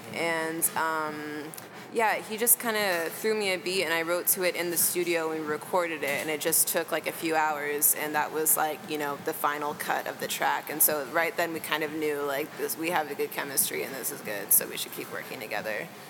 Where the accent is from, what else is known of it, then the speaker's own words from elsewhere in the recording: Texas, United States; now in Chicago, United States; I'm from Texas originally